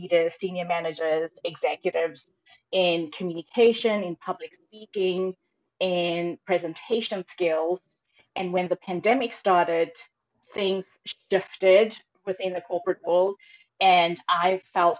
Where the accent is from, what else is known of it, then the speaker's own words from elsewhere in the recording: Cape Town, Western Cape, South Africa; moved away as an adult; also born or lived in Stellenbosch, South Africa; now in San Francisco Bay Area, United States; I'm originally from Cape Town, South Africa. I currently live in the San Francisco Bay Area